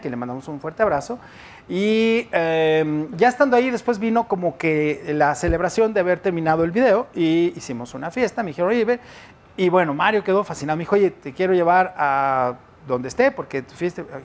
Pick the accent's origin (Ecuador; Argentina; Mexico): Mexico; tenemos los mexicanos